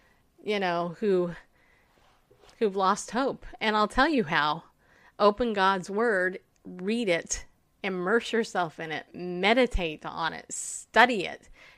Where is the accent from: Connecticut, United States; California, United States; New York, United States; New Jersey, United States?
New York, United States; I'm from New York. I mean, hello. I was born with a mom from New York, and, you know, little outspoken woman.